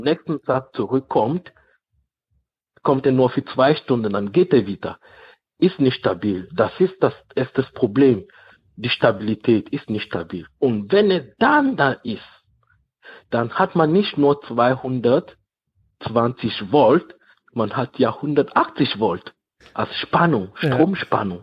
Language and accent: German; Cameroon; now in Germany; in Kamerun, in meinem Dorf, da wo, da wo ich herkomme